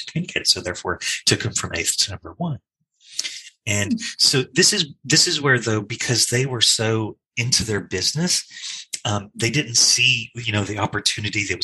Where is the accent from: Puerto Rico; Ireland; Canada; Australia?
Australia; now in United States; you can hear from my accent, I originally come from Australia